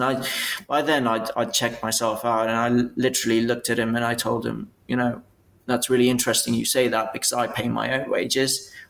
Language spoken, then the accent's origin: English; Bristol, South West England, United Kingdom; So I came originally from Bristol. So I was a Bristol graduate.